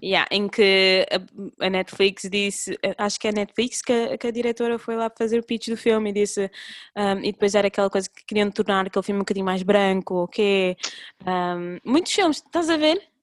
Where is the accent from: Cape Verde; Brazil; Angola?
Cape Verde; eu cresci, nós quando crescemos, principalmente nós em Cabo Verde